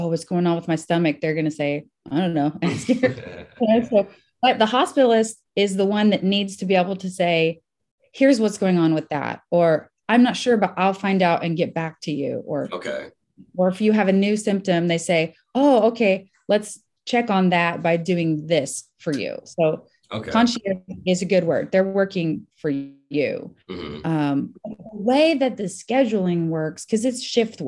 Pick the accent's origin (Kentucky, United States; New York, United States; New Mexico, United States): Kentucky, United States; Russellville; moved away as an adult; now in Nashville, United States; I'm originally from Russellville, Kentucky, which is not far from Nashville, where I live now